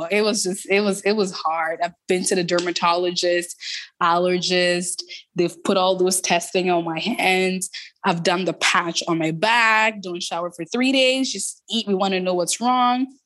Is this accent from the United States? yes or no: no; Toronto, Ontario, Canada; so I grew up in Toronto. I grew up in the Jane and Finch community.